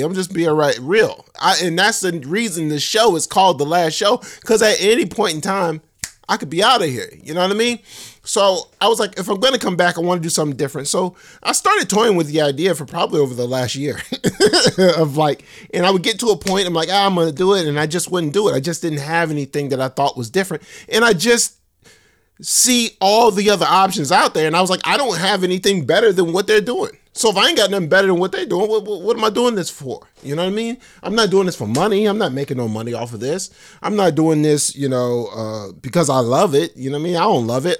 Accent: Florida, United States; I grew up in Florida

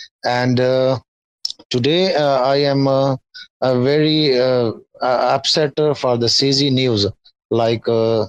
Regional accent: Pakistan; I am from Pakistan.

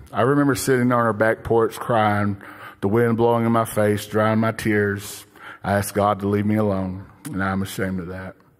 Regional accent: Broken Bow, Oklahoma, United States; moved away as an adult; also born or lived in Bixby, Oklahoma; now in Tulsa, United States; I grew up in a small town of Brokenbow with one older sister and two younger sisters

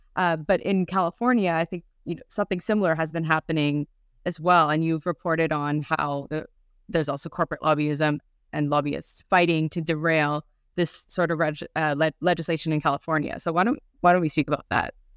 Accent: Canada; moved away; also born or lived in Europe; I'm Canadian, but I guess I just wasn't paying attention at the time living in Europe.

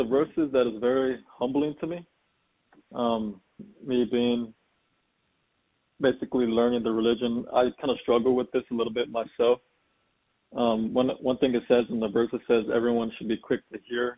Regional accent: San Antonio, Texas, United States; I'm from San Antonio, Texas.

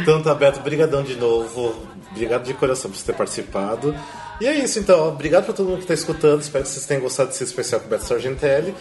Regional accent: interior of Paraná, Brazil; now in São Paulo, Brazil; eu sou do interior de, é, do Paraná

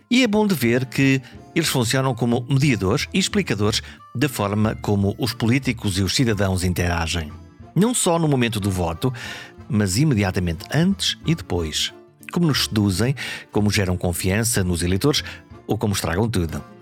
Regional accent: Caminha, Viana do Castelo, Portugal; Eu nasci em Viana do Castelo, mas a minha terra é Caminha

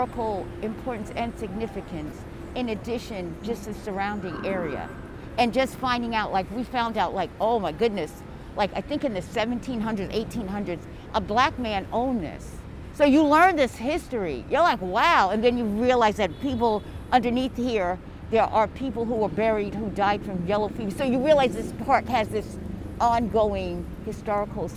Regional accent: Long Island, New York, United States; moved away as an adult; now in New York City, United States; I grew up in the country. Even though I'm from Long Island

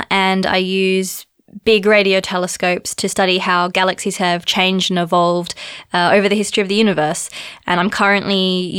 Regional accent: Australia; moved away as an adult; also born or lived in Zagreb, Croatia; now in Cape Town, South Africa; I work at the University of Cape Town in South Africa. But as you may be able to tell by my accent, I'm originally from Australia. So I was born there, I grew up there and I did all of my studies there.

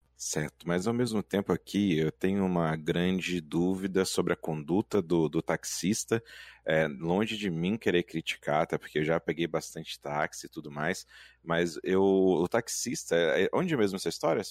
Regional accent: Minas Gerais, Brazil; Eu, enquanto mineiro de Minas Gerais

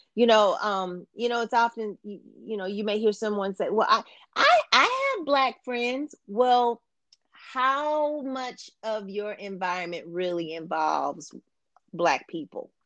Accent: Champaign, Illinois, United States; I am originally from Champaign, Urbana, Illinois

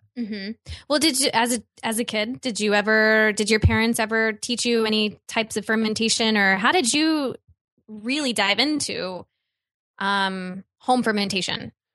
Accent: Midwest, United States; I grew up in the Midwest

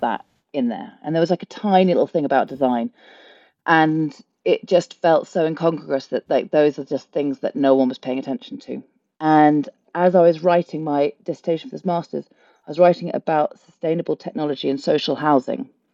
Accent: London, United Kingdom; moved away as an adult; now in Ireland; born and brought up in London

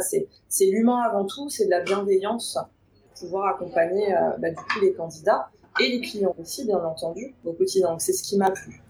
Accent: Paris suburbs, Île-de-France, France; j'ai toujours grandi en banlieue parisienne

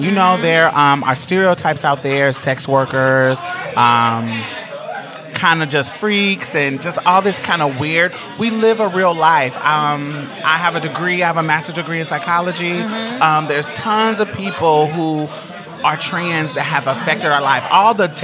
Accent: Houston, Texas, United States; I'm from Houston

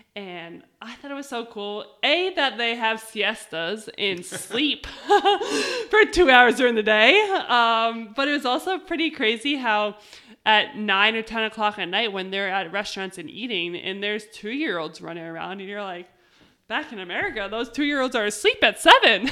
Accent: United States

